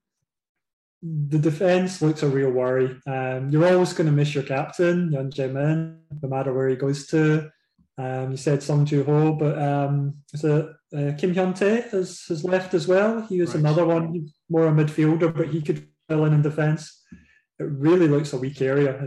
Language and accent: English; Paisley, Scotland, United Kingdom; moved away; my hometown team, watching St. Mirren charge up the league.